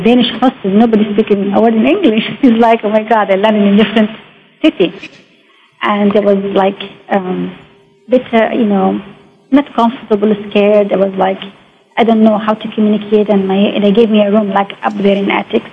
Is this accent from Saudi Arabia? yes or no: yes; Mecca, Makkah Province, Saudi Arabia; English is a second language; moved away as an adult; I come from Mecca, very traditional, very, um, you know, um, strict.